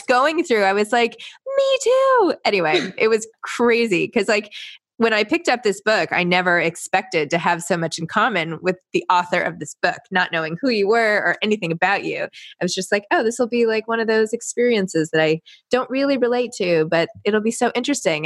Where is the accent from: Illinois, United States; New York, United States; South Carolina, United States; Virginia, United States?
New York, United States; I grew up in New York